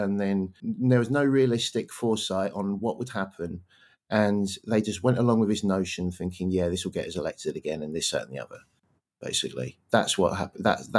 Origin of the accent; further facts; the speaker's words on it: England, United Kingdom; because I'm from England, Brexit was announced. That was very difficult for a lot of people in England to accept that that was going to happen, that we were going to leave the EU.